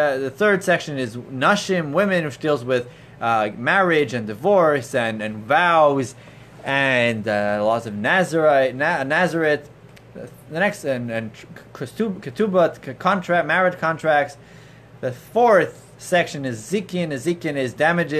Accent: Toronto, Ontario, Canada; as a child growing up in Toronto

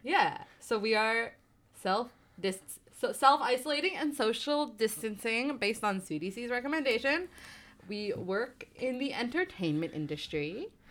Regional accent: New Jersey, United States; I grew up in New Jersey

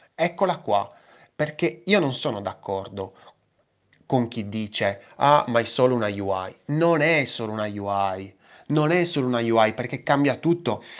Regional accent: Sardinia, Italy; io sono sardo

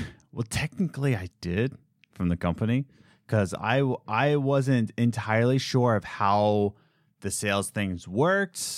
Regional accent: Philadelphia, Pennsylvania, United States; I'm from Philadelphia

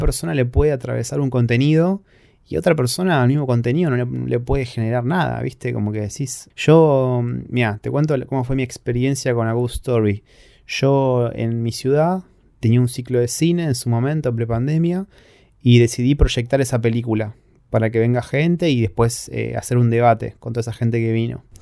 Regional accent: Argentina; soy argentino

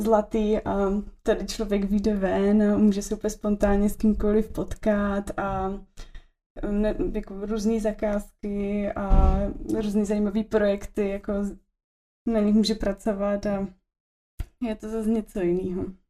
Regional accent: Olomouc, Olomouc Region, Czechia; now in Prague, Czech Republic; my jsme oba z Olomouce, potkali jsme se na gymnáziu

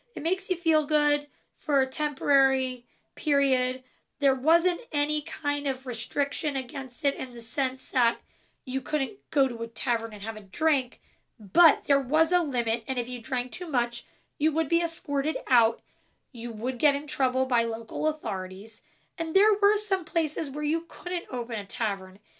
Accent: New Jersey, United States; I am from New Jersey, and so I say coffee and I say chocolate, and that's how I say it.

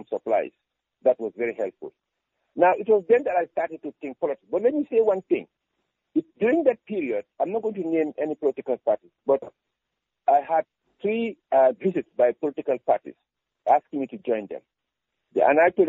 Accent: Bansang, Central River, Gambia; moved away; also born or lived in Spain; I was born in Bansang when my father was at Amity School as a principal

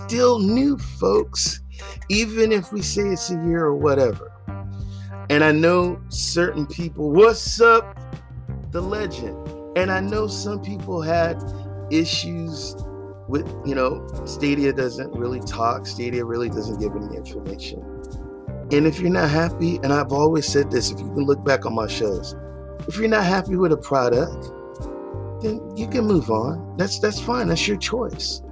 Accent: the South, United States; moved away; I'm from the South

